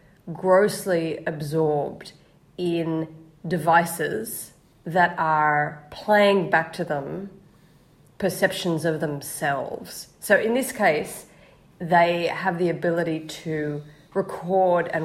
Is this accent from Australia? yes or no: yes; Australia; I'm Australian